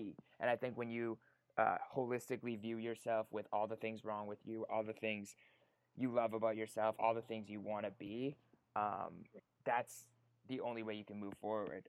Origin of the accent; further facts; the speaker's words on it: Winnipeg, Manitoba, Canada; moved away as an adult; now in Los Angeles, United States; So I'm from Winnipeg, Canada. Moved out to LA basically 3 years ago, three and a half years ago